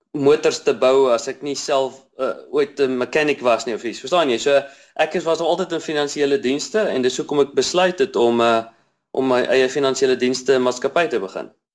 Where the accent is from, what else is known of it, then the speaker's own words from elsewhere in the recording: Bloemfontein, Free State, South Africa; now in Cape Town, South Africa; Ek is 'n Afrikaner man. Ehm um, Ek kom van uh, Bloemfontein af.